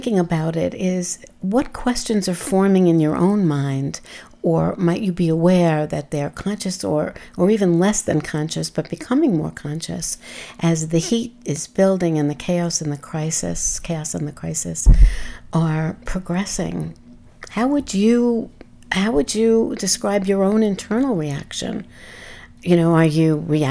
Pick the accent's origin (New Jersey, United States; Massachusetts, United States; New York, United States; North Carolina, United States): New York, United States; New York City; as a New Yorker present in New York during 9/11